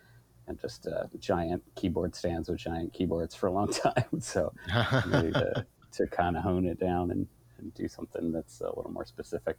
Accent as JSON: {"language": "English", "region": "Vermont", "country": "United States", "tie": "born or raised there", "moved": "yes", "lives_now": "Portland, United States", "said": "I grew up in Vermont and moved out to Portland about 20 something years ago."}